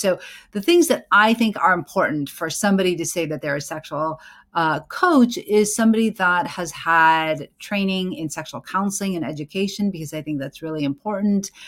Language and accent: English; United States; I am an American born certified O B G Y N